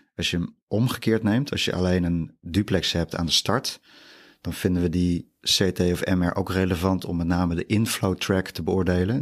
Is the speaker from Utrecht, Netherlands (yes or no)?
yes; Utrecht, Netherlands; also born or lived in Randstad / Drenthe; Ik ben echt Utrechts product, geboren in Utrecht